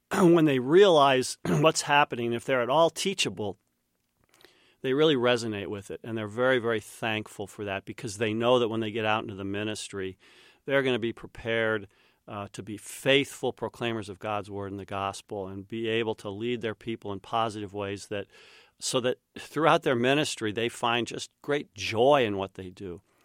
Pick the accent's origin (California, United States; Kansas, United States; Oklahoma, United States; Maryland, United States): Kansas, United States; Winfield; moved away; my dad use, uh, used to teach at Saint John's College, which is where I grew up in Winfield, Kansas.